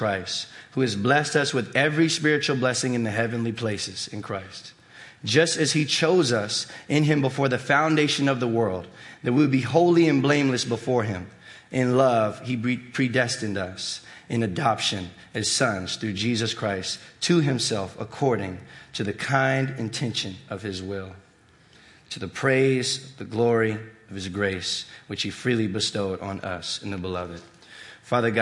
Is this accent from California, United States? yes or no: no; Virginia, United States; I was born and raised here in Virginia